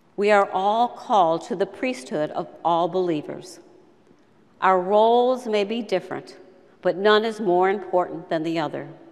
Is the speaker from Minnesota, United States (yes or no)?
no; Rochester, New York, United States; I was born in 1946 in Rochester, New York